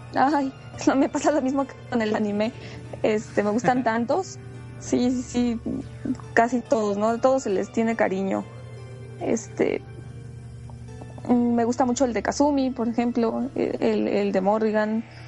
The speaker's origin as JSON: {"language": "Spanish", "region": "Puebla", "country": "Mexico", "tie": "born or raised there", "moved": "yes", "lives_now": "Mexico City, Mexico", "said": "soy una cosplayer que vive en el DF, soy originaria de Puebla"}